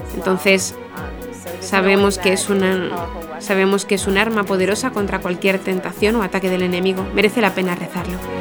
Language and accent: Spanish; Blaine, Minnesota, United States; moved away as an adult; now in Derry, United Kingdom; soy de Blaine, Minnesota.